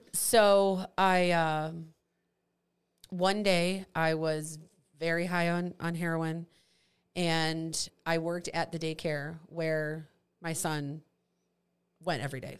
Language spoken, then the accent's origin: English; St. Charles, Missouri, United States; I grew up in St. Charles.